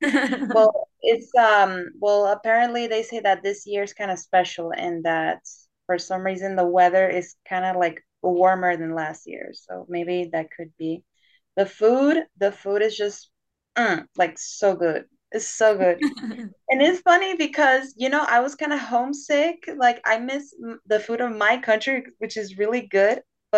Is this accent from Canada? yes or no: no; Panama; moved away as an adult; now in Spain; First, what happened is that I applied for my country. I'm from Panama. So I applied when I was in Panama last year.